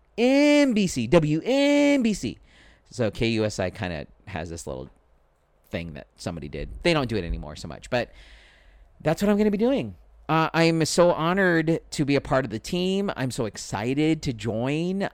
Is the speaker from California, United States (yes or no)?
yes; San Diego, California, United States; I am a former radio personality here in San Diego. Born and raised, uh, i, It is my hometown